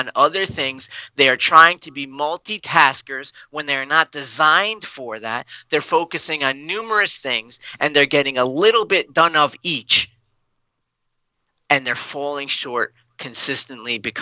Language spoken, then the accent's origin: English; Long Island, New York, United States; I'm from Long Island